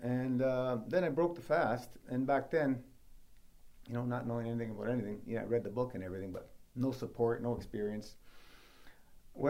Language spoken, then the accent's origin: English; Toronto, Ontario, Canada; born or raised there